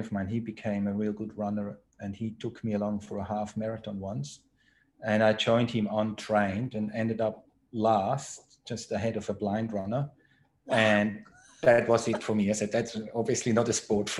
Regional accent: Switzerland; moved away as an adult; now in Australia; I'm originally from Switzerland, so born and raised in Switzerland. Did all my schools there

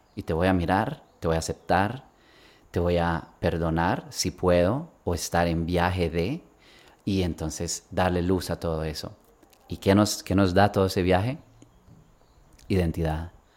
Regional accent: Sweden; also born or lived in Bogotá, Colombia / Barcelona, Spain; nos fuimos con mi familia a Suecia, yo crecí en Suecia

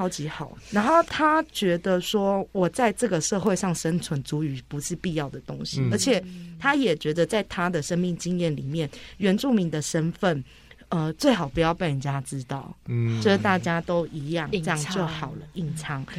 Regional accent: Taiwan; 我是来自大吉杜路，就是我们叫做着色群这个地区的巴林吉难家族的…

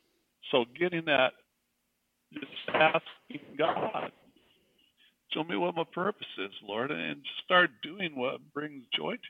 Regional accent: Brownsville, Oregon, United States; also born or lived in San Diego, California; I grew up in Brownsville, Oregon, big town, Brownsville

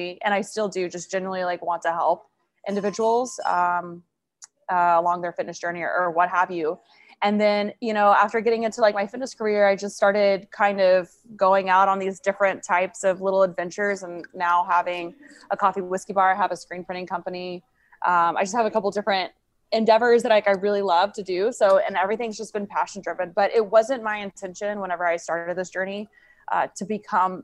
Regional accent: Tulsa, Oklahoma, United States; now in Virginia Beach, United States; Tulsa, Oklahoma, my hometown where I was from

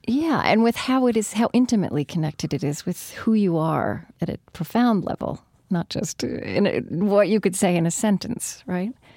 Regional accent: Shawnee, Oklahoma, United States; moved away; I grew up in a place called Shawnee in Pottawatomie County

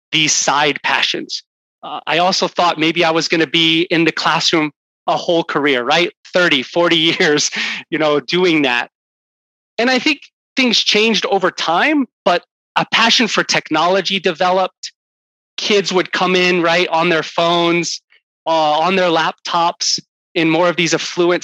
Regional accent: Houston, Texas, United States; I grew up in Houston, Texas

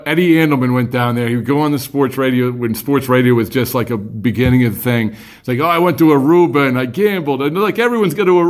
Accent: Boston, Massachusetts, United States; growing up here

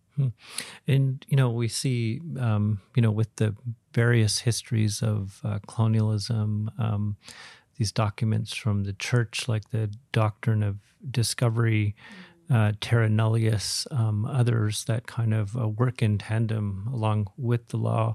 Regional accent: Williams Lake, British Columbia, Canada; I grew up in Williams Lake in the, in the, in the region

